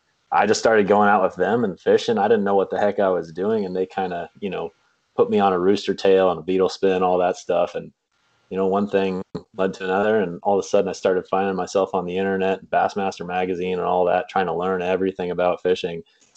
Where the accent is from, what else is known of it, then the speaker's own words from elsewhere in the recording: Kansas, United States; now in Michigan, United States; I am currently living in Michigan, but I grew up in Kansas. I'm 27 years old now